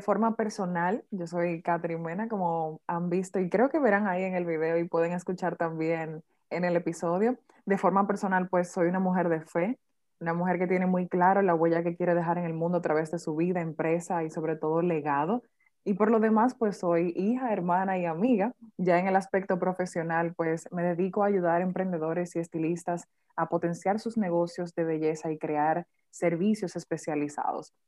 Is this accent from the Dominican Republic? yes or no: yes; Dominican Republic; como típico padre dominicano